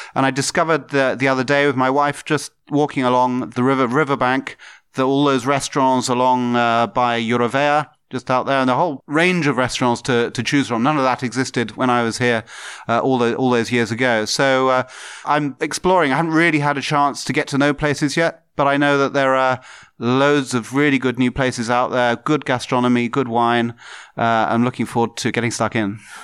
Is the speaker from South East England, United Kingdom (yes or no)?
yes; Tunbridge Wells, South East England, United Kingdom; moved away as an adult; also born or lived in Birmingham / London; now in Bratislava, Slovakia; I was born in Birmingham, but I have to say I've only spent, I spent very little of my time. I'm really from the southeast of England. So, London, southeast.